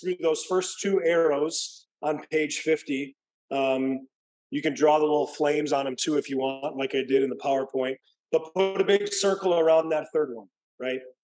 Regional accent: Midwest, United States; now in California, United States; growing up in the Midwest, where it actually gets cold and water freezes over

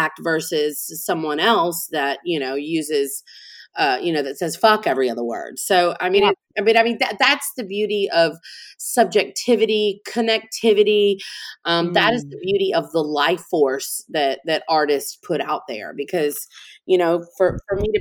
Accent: Montgomery, Alabama, United States; now in New Orleans, United States; I'm originally from Montgomery, Alabama. So I'm not originally from Louisiana

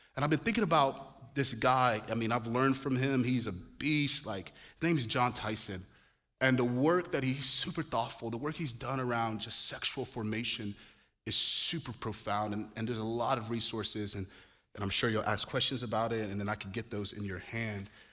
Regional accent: Nigeria; moved away; also born or lived in Chicago; I'm Nigerian.

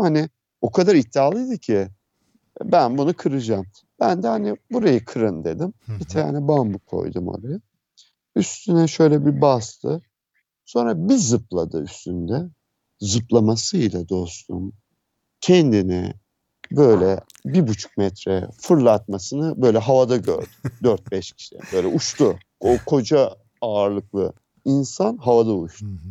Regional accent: Istanbul, Turkey; moved away as an adult; now in Aegean Region, Turkey; İstanbul'da doğdum.

